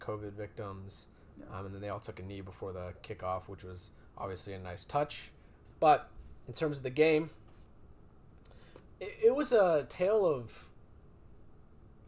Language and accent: English; Amsterdam, North Holland, Netherlands; I was born in Amsterdam